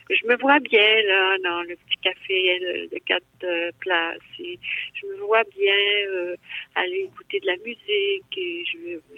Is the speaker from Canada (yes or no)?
yes; Abitibi, Quebec, Canada; Je viens de la BTB